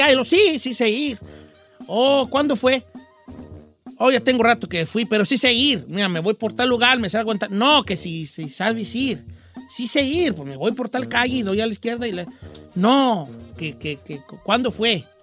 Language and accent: Spanish; Michoacán, Mexico; Yo soy de Michoacán y yo no...